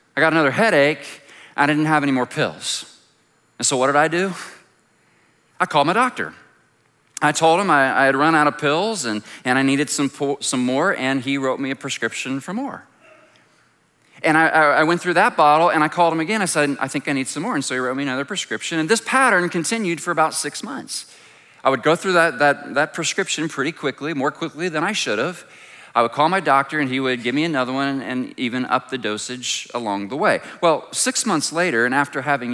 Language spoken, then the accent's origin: English; Plainfield, Indiana, United States; I grew up in Plainfield and so came over to Vacation Bible School here when I was a kid